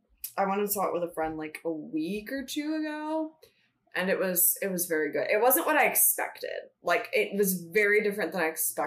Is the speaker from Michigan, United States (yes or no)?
yes; Michigan, United States; We're from Michigan.